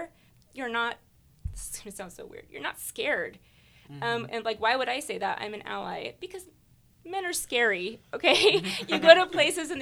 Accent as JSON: {"language": "English", "town": "Turlock", "region": "California", "country": "United States", "tie": "born or raised there", "said": "growing up in Turlock"}